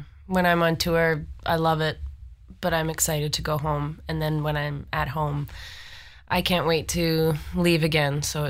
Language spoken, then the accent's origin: English; Almonte, Ontario, Canada; moved away as an adult; now in Toronto, Canada; Elmont, Ontario, the Ottawa Valley.